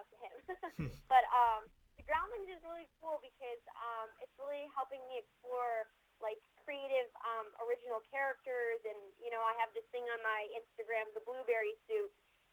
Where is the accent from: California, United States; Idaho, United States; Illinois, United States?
Illinois, United States; Chicago; moved away; I'm actually originally from Chicago.